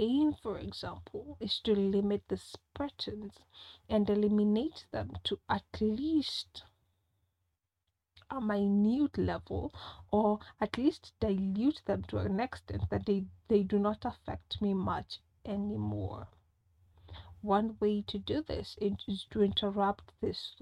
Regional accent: Kenya; I'm a Kenyan

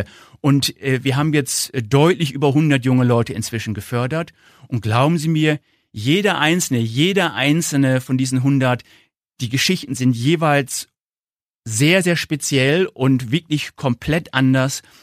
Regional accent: Northern Germany, Germany; accent: northern; Sie hören wahrscheinlich an meinem Akzent, ich komme aus dem Norden

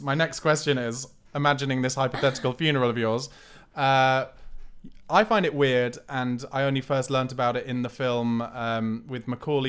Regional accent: South East England, United Kingdom; but I grew up in Surrey, so I'm only like half an hour away from home

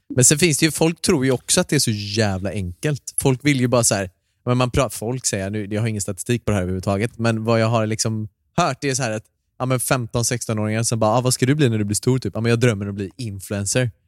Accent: Gothenburg, Västra Götaland, Sweden; Jag är ju göteborgare

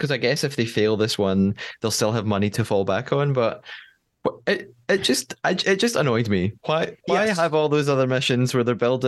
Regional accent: United Kingdom; As a British person, we don't pronounce it like this

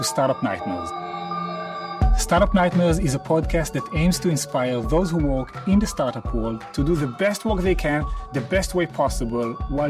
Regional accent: Israel; accent: Israeli; 45, CTO of Get. People who are listening to the show are used to my accent, Israeli accent.

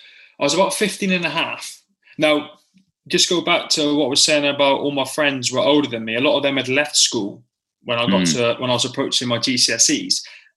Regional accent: Plymouth, South West England, United Kingdom; born there; No, I was born in Freedom Fields as well, mate.

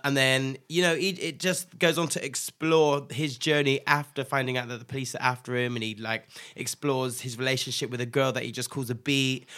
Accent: Nigeria; I'm Nigerian as well

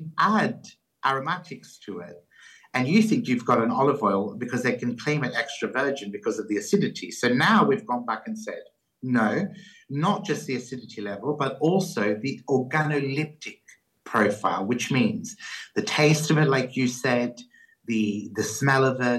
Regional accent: Australia; moved away; I grew up in Australia

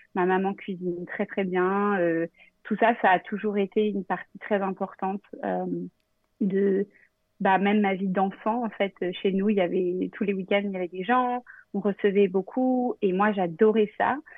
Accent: Normandy, France; moved away as an adult; also born or lived in Vernon / Perche / Rouen; now in New York, United States; je suis normande et euh, new-yorkaise depuis 6 ans

